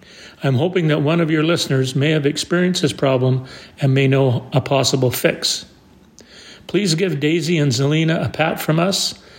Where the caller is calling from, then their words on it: British Columbia, Canada; from British Columbia.